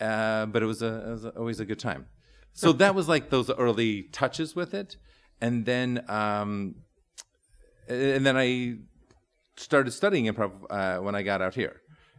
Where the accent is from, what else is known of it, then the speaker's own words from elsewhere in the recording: Wheaton, Illinois, United States; I grew up in Wheaton, which is about 40 minutes due west.